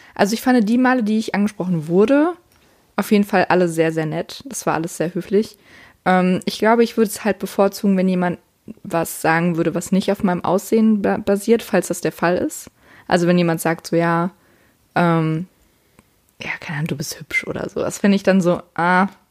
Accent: Siegen, North Rhine-Westphalia, Germany; bei uns in Siegen

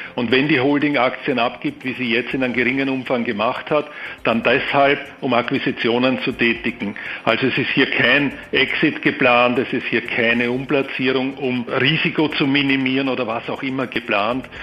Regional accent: Austria; also born or lived in Vienna; Ich bin Österreicher mit Wohnsitz in Wien

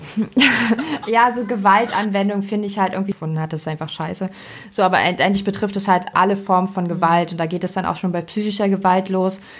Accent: Germany; bei uns in Deutschland

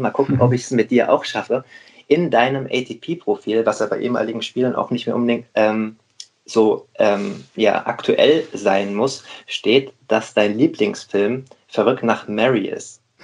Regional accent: Rheingau, Hesse, Germany; now in Hamburg, Germany; heute mal nicht Moin aus Hamburg, sondern sozusagen Gude aus dem Rheingau. Ich bin gerade in meiner Heimat, in meinem Elternhaus tatsächlich

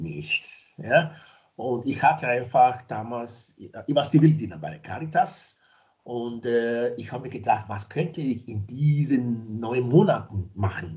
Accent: Nigeria; now in Graz, Austria; ich bin zwar in Nigeria geboren, ich lebe aber in Österreich seit mehr als 30 Jahren. Also das heißt, dass ich schon länger da bin in Österreich als in Nigeria

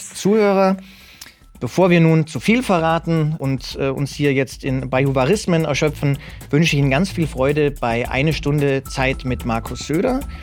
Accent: Munich, Bavaria, Germany; ich selbst bin gebürtiger Münchner

